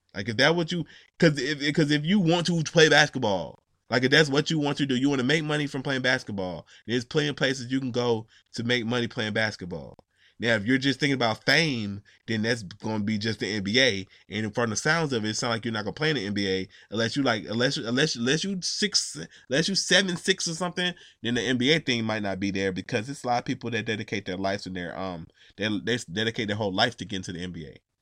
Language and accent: English; Georgia, United States; I'm from Georgia